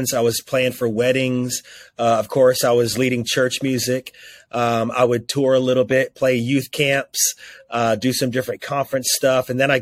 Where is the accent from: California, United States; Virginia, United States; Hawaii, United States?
Virginia, United States; Roanoke; my hometown of Roanoke, Virginia